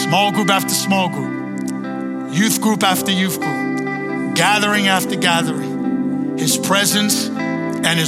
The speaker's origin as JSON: {"language": "English", "town": "New York City", "region": "New York", "country": "United States", "tie": "born or raised there", "said": "I was born and raised in Brooklyn, Queens"}